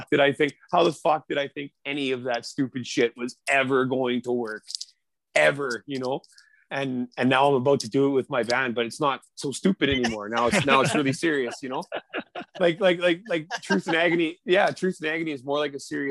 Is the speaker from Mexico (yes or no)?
no; Saskatoon, Saskatchewan, Canada; moved away; also born or lived in Vancouver; I grew up in Saskatoon